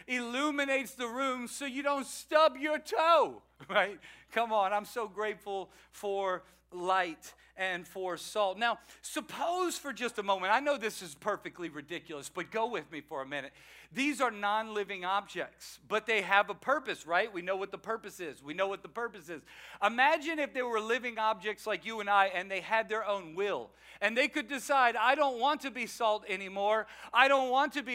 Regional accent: Louisiana, United States; moved away; I am a Cajun from Louisiana.

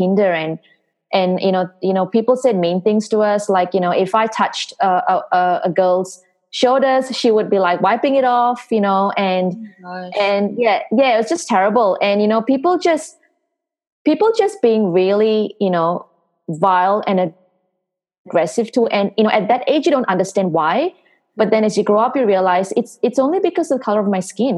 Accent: Singapore; moved away as an adult; I'm originally from Singapore. So Singapore was my hometown. That's where I grew up

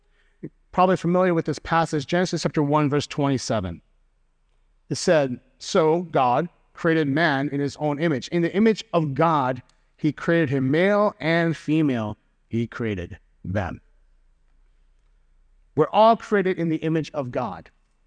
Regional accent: Chicago, Illinois, United States; So for example, being a Chicagoan, I have community with everyone who understands that the best pizza in the world is Chicago deep dish. Being a Korean American, I have community with people who have that shared immigrant childhood experience.

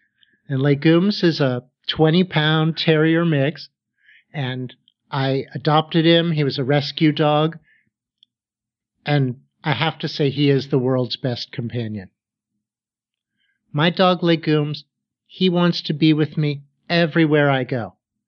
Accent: Pittsburgh, Pennsylvania, United States; Well, because I grew up in Pittsburgh, and because I had the opportunity to get my graduate degrees there, I certainly met a lot of great professors.

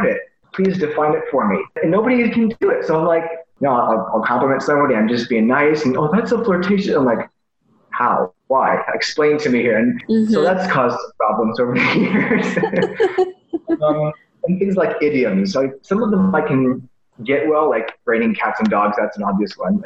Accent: Delta, Colorado, United States; moved away as an adult; also born or lived in Toronto; So I tell people I'm from Colorado. I pretty much am. Raised on the little tiny town called Delta.

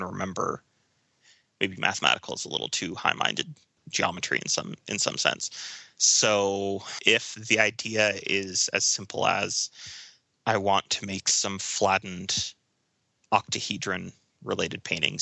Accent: central Illinois, United States; moved away as an adult; also born or lived in Arizona / Indiana; now in Denver, United States; I was born in Arizona and then did a fair amount of growing up in central Illinois.

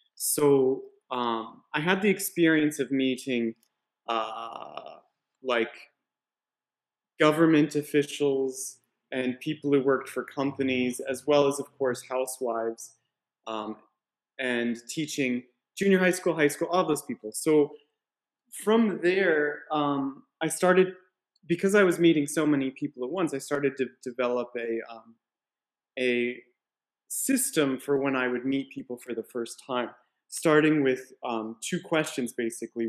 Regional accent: Colorado, United States; moved away as an adult; also born or lived in New York City, United States / Yamaguchi, Japan; now in Japan; I'm originally from Colorado

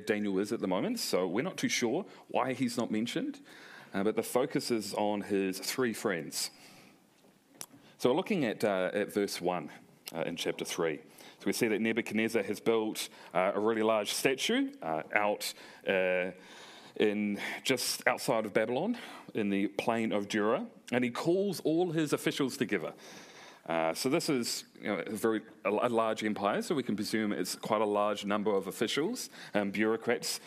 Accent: New Zealand; accent: Kiwi; also born or lived in South Korea; I didn't want my accent stripped away from me. That was part of who I am as a New Zealander.

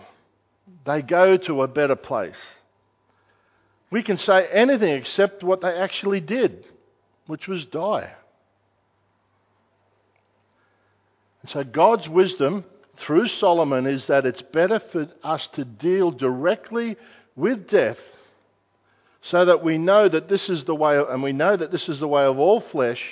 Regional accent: Australia; I'm an Australian citizen

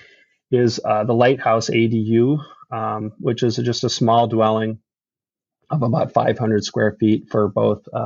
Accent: Midwest, United States; I grew up in the Midwest

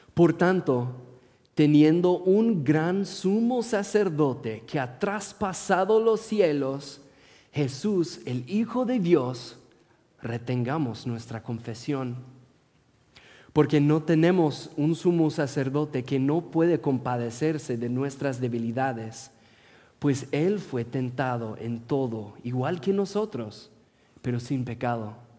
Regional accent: Portland, Oregon, United States; Spanish is a second language; also born or lived in Morelia, Michoacán, Mexico; Soy oriundo de Portland

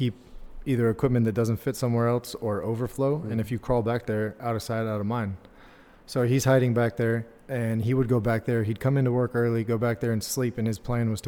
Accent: Southern California, United States; moved away as an adult; I was from Southern California

